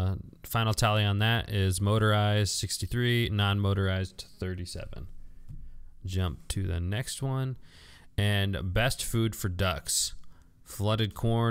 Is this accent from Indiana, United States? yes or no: yes; Indiana, United States; I'm from Indiana